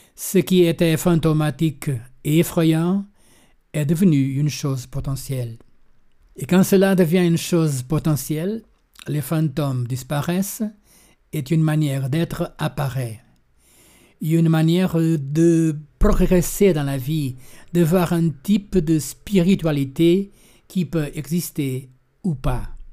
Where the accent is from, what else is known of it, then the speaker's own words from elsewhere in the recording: Lagos, Algarve, Portugal; also born or lived in Berlin, Germany; Je suis né ici au Portugal, dans une famille désilée à cause de la guerre coloniale et des guerres de libération